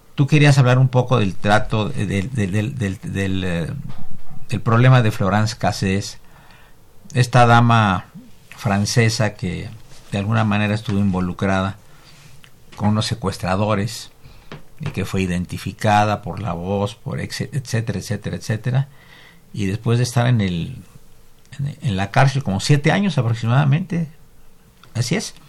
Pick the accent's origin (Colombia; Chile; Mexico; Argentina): Mexico